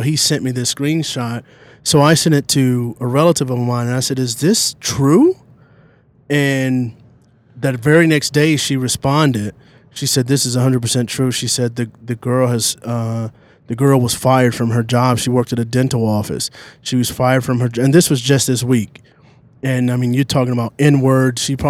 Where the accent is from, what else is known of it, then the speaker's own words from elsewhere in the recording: a small town in the South, United States; And I'm from a small town in the South.